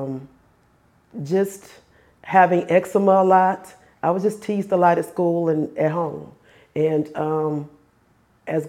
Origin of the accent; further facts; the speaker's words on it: Forest Park, Georgia, United States; also born or lived in Daytona Beach, Florida / Conley, Georgia; I am from Conley, Georgia. I was born in Daytona Beach, Florida, but I grew up in Forest Park, near Forest Park, Georgia, in Clayton County, and I went to school there